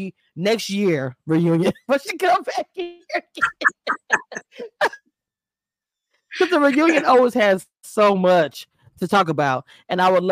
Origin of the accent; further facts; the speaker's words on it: Louisiana, United States; I'm from Louisiana